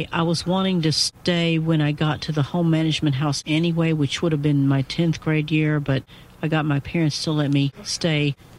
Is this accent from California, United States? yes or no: no; Little Rock, Arkansas, United States; moved away as an adult; also born or lived in Fort Smith, Arkansas; now in Pennsylvania, United States; I was born in Little Rock. I did live in Fort Smith for 10 and a half years.